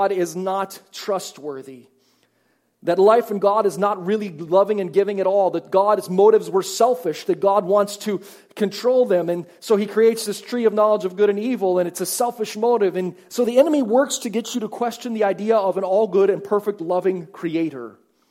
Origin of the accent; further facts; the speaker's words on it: United States; now in Canada; I'm from the States